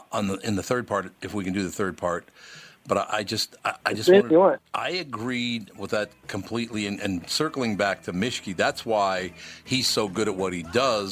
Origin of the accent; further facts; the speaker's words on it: Minneapolis, Minnesota, United States; Look, I grew up in North Minneapolis.